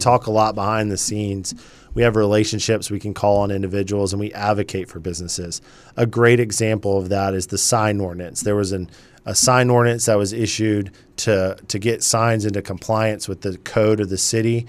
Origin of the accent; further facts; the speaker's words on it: Charleston, South Carolina, United States; also born or lived in Greer, South Carolina; now in Winston-Salem, United States; I grew up in Charleston, South Carolina